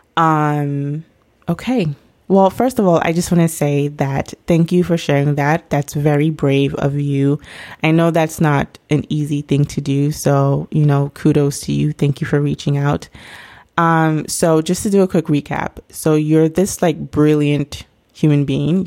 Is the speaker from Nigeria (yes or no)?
yes; Nigeria; me being Nigerian myself